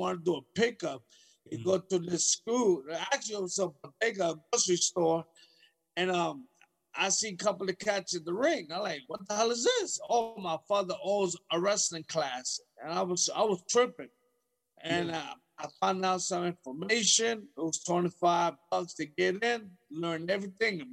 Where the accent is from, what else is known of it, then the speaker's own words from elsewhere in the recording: New York City, New York, United States; I'm from New York City